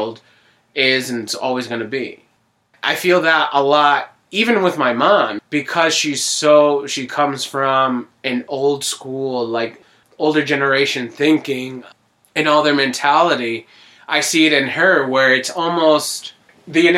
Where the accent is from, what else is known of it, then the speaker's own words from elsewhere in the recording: Scranton, Pennsylvania, United States; also born or lived in New Jersey; For the most part, I lived in Scranton basically my whole life. I mean, I was born in Jersey, and then I moved here when I was 3. My whole life is basically Scranton.